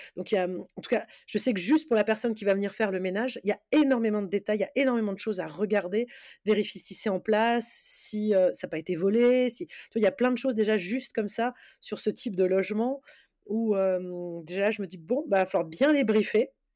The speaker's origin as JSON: {"language": "French", "area": "Alsace", "region": "Grand Est", "country": "France", "said": "Je suis d'Alsace, mais je vais gérer sur sur Paris"}